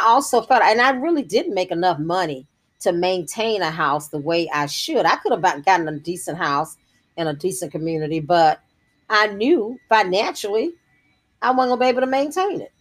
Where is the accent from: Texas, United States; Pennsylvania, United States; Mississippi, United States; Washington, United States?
Mississippi, United States; Jackson; I was delivered, I think, by Dr. Robert Smith or Dr. Britton, one of the African American doctors that was prominent in the, our community in Jackson, Mississippi at that time